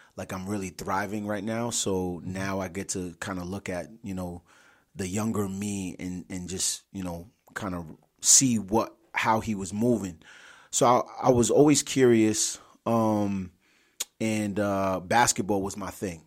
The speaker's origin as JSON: {"language": "English", "town": "Providence", "region": "Rhode Island", "country": "United States", "tie": "born or raised there", "also_born_or_lived": "Richmond, Virginia / Atlanta, Georgia / Brooklyn, New York", "said": "born and raised in Providence, Rhode Island."}